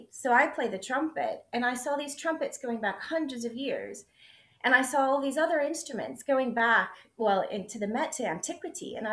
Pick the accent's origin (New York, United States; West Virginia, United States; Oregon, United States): West Virginia, United States; also born or lived in Texas; now in Scotland, United Kingdom; So I say I'm from West Virginia. So I grew up in the US, but before I moved to Scotland, I'd actually lived in five states. But West Virginia is the state I uh, lived in the longest. So I claim to be a West Virginian.